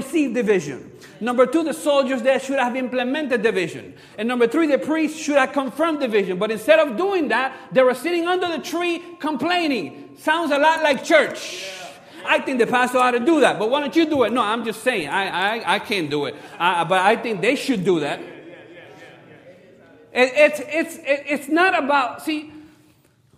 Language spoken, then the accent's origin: English; Cuba; moved away; I'm from Cuba. We grew up playing baseball.